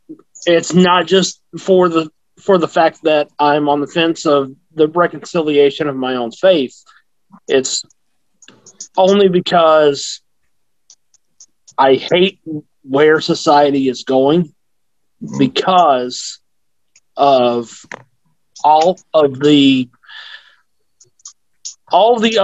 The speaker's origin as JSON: {"language": "English", "region": "the South", "country": "United States", "tie": "born or raised there", "said": "I grew up in the South"}